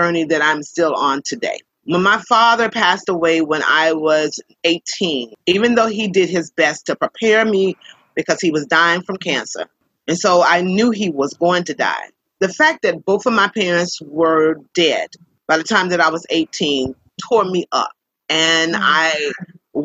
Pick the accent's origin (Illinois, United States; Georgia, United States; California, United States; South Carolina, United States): South Carolina, United States; Columbia; I was born in Columbia, South Carolina, where I currently reside